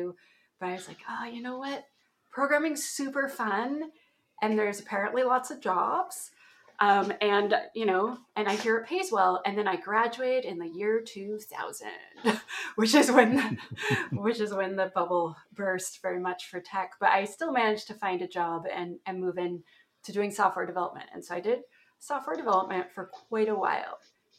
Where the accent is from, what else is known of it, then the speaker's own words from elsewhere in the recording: Ontario, Canada; That's a place in Canada. That's my accent. So when I say aboot at some point, you'll all know why.